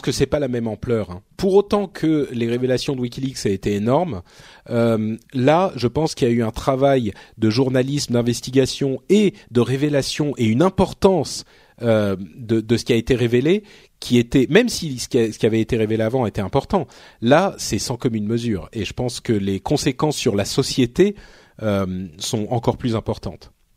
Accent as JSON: {"language": "French", "town": "Paris", "region": "Île-de-France", "country": "France", "tie": "born or raised there"}